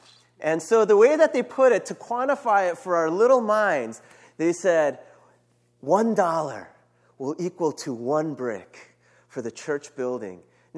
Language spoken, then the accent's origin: English; New York City, New York, United States; I moved around a lot, but I call New York City my home. I grew up in Brooklyn and Queens. I lived there from about fourth grade until high school.